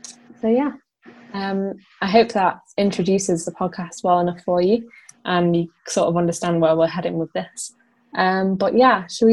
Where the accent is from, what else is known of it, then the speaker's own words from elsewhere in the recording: Blackpool, North West England, United Kingdom; now in Oldham, United Kingdom; I'm originally from Blackpool. I now live in Oldham and I work in Manchester.